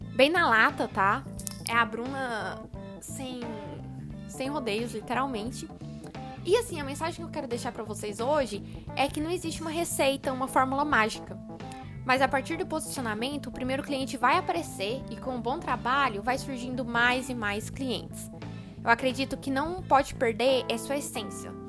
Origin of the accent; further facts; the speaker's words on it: Uberlândia, Minas Gerais, Brazil; Sou de Uberlândia, Minas Gerais